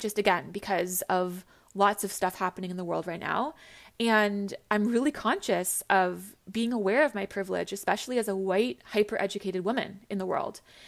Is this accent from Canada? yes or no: yes; Canada; I'm from Canada. I grew up in Canada